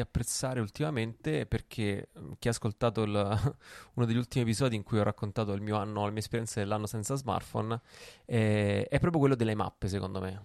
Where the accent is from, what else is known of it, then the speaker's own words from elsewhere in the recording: Rome, Lazio, Italy; io ho preso la patente a Roma, sono romano